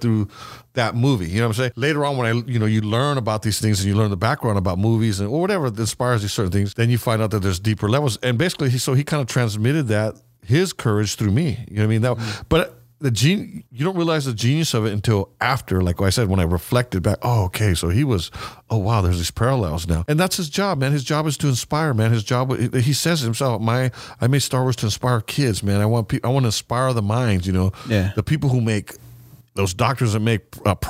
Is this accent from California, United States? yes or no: yes; California, United States; We're from California. I mean, I'm from Cali